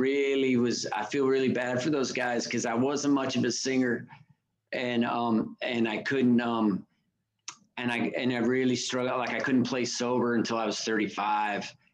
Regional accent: Reno, Nevada, United States; I grew up in in Reno

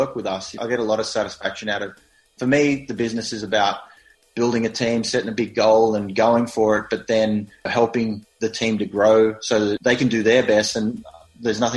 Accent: Australia; accent: Australian; moved away

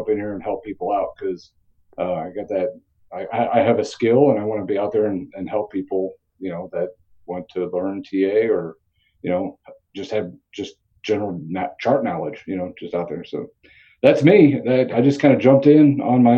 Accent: Indiana, United States; I grew up right outside of Chicago on the Indiana side

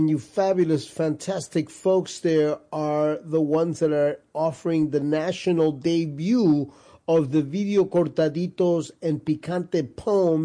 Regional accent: New York, United States; also born or lived in Guayaquil, Ecuador; I was raised in New York

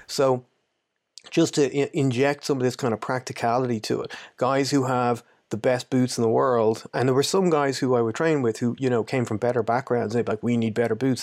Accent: Ireland; I'm from Ireland, but I've lived in a good few places

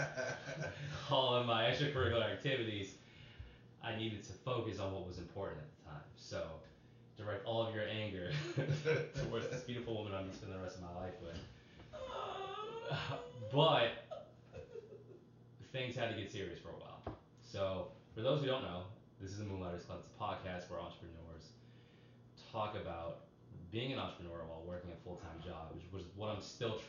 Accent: Boston, Massachusetts, United States; When I was a little kid, I grew up in Boston, Massachusetts

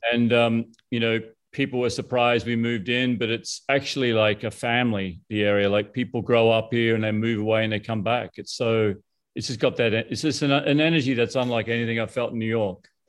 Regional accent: Brisbane, Queensland, Australia; moved away; I grew up in Brisbane.

